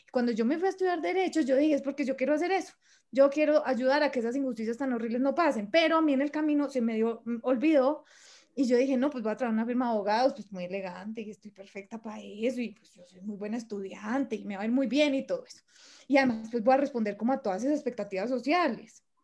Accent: Manizales, Caldas, Colombia; yo soy de Manizales

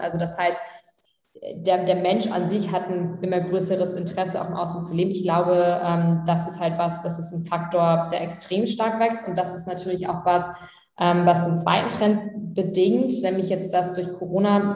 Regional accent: Tastrup, Schleswig-Holstein, Germany; Tastrup heißt das. Das sind so 400, 500 Einwohner. Ähm, das ist so fünf Kilometer vor Flensburg. Und ähm, genau, wir sind wirklich so zusammen in die Krabbelgruppe, Kindergarten

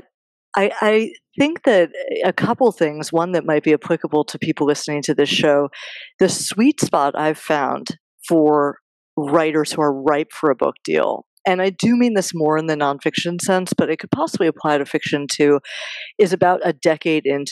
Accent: New York City, New York, United States; I am still based in New York. I grew up in New York, family here, hard to leave.

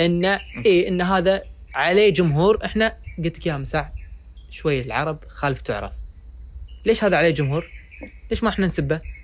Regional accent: Kuwait; عندنا بالكويت

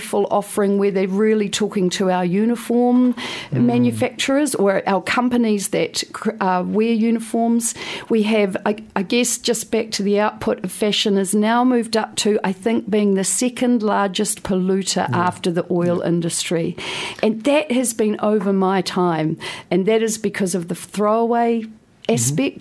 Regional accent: Wainuiomata, Wellington, New Zealand; moved away; also born or lived in London; I was a girl from Wainui Omata. I couldn't wait to get as far away from my beautiful hometown as possible.

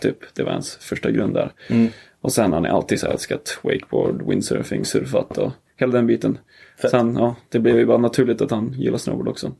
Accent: Åre, Jämtland, Sweden; also born or lived in Trelleborg / Greece; så då flyttade vi upp hit när jag var typ fyra

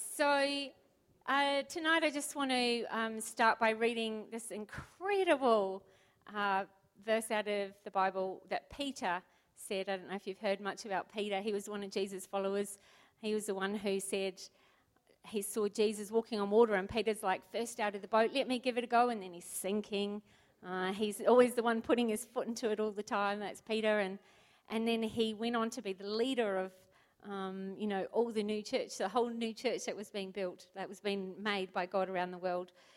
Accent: New Zealand; moved away as an adult; now in Port Lincoln, Australia; I'm from New Zealand

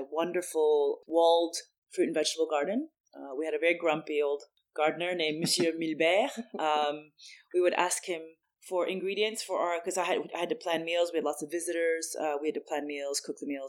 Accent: United States; moved away as an adult; also born or lived in Paris / Tokyo / Singapore / London; I grew up in the States

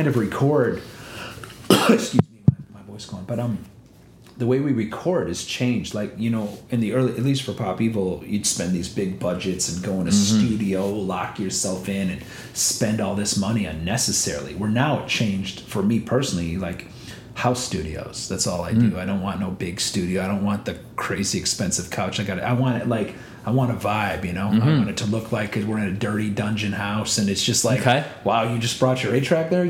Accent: India; moved away; I'm from India

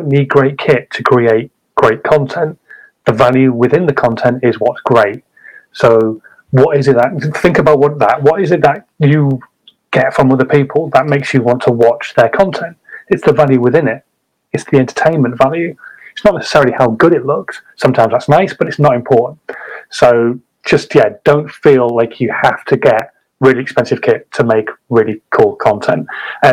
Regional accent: Hull, Yorkshire and the Humber, United Kingdom; I'm a Hull man

